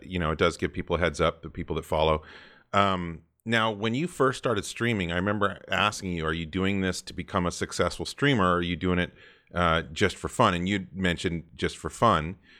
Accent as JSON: {"language": "English", "town": "Santa Cruz", "region": "California", "country": "United States", "tie": "born or raised there", "also_born_or_lived": "Colorado / San Diego, California", "said": "growing up in Santa Cruz, California, I was a total surfer as well"}